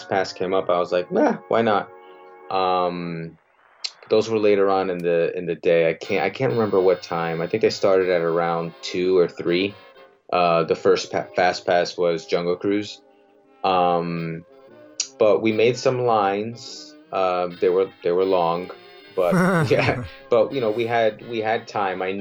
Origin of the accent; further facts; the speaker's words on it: New Jersey, United States; I'm from Jersey